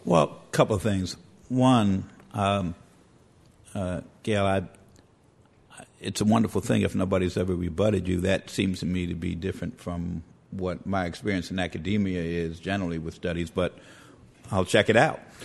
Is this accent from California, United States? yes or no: no; New York City, New York, United States; I grew up in the Bronx